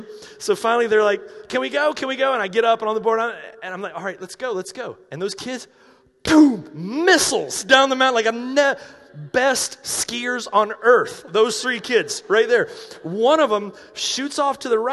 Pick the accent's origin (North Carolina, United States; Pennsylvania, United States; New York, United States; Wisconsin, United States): North Carolina, United States; moved away; I'm from North Carolina.